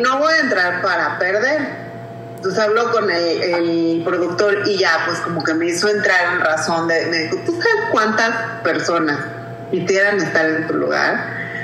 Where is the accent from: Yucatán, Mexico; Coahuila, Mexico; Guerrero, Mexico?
Guerrero, Mexico; Acapulco; yo soy de Acapulco y quiero representar a Guerrero, mi cocina